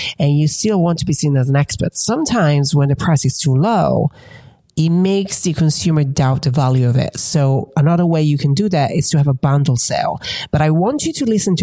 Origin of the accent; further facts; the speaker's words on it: Italy; moved away as an adult; also born or lived in England; now in United States; growing up in Italy